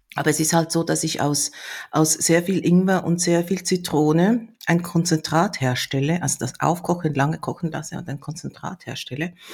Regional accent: South Korea; now in Germany; bei uns in Korea

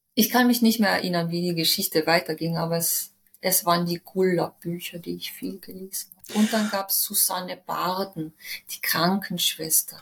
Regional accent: Villach, Carinthia, Austria; moved away as an adult; also born or lived in Cologne, Germany; now in Vienna, Austria; Bin aus Villach weggezogen, also von meinen Eltern weggezogen mit 19

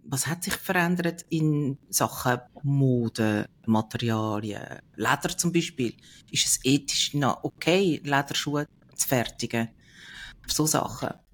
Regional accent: Switzerland; bei uns in der Schweiz

